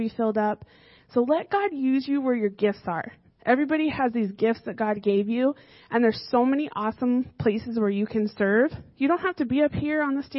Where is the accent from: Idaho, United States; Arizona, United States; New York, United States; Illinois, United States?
Arizona, United States; now in Fairfield, United States; So I grew up in Arizona